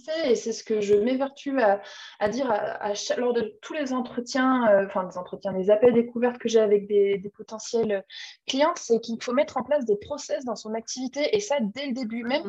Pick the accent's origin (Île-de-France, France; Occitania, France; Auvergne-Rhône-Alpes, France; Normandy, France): Auvergne-Rhône-Alpes, France; Clermont-Ferrand; moved away as an adult; also born or lived in Lyon; je suis auvergnate, je suis de Clermont-Ferrand, donc ma famille, mes amis, toutes les personnes que j'aime que sont là-bas